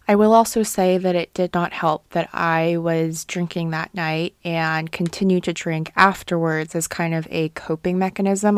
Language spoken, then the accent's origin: English; Guangzhou, Guangdong, China; moved away; growing up in Guangzhou and having that background